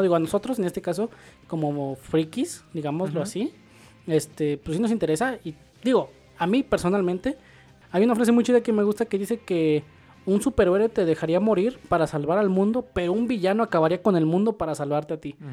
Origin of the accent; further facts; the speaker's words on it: State of Mexico, Mexico; cuando éramos niños y vivíamos en el Estado de México